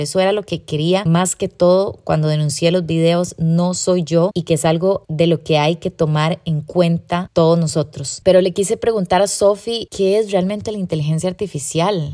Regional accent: Costa Rica; como sociedad costarricense

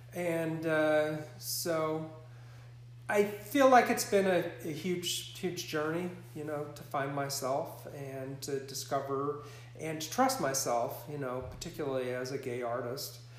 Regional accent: Montana, United States; moved away as an adult; also born or lived in Singapore; growing up in Montana, growing up on a cattle ranch

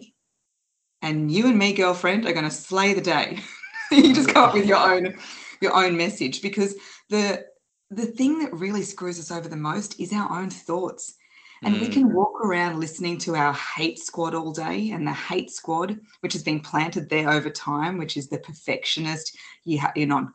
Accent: Australia; I'm from Australia

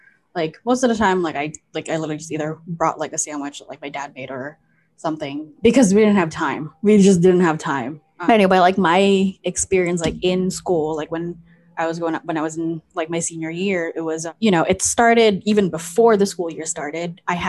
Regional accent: Philippines; oh, I'm Filipino.

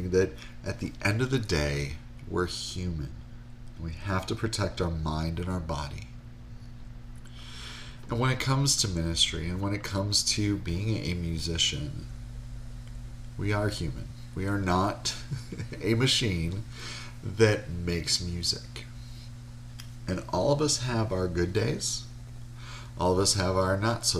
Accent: Wisconsin, United States; I grew up in Wisconsin

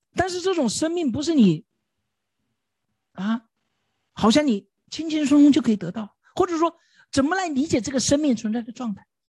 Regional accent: China; 对于我们中国人来说稍微有一点挑战

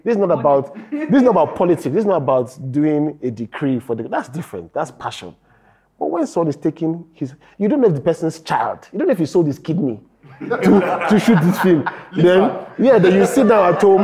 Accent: Nigeria; as a Nigerian

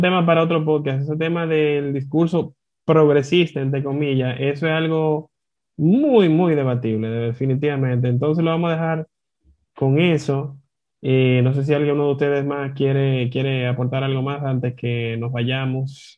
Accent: Dominican Republic; como dominicano

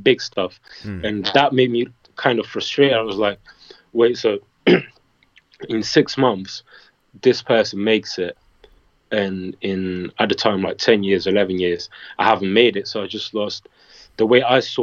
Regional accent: Portugal; my hometown is not that touristy

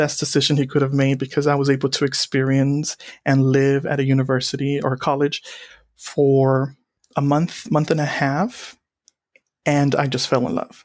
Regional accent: Donna, Texas, United States; I grew up in Donna, Texas, a town that borders the Mexico and U.S. states. And I grew up here my entire life

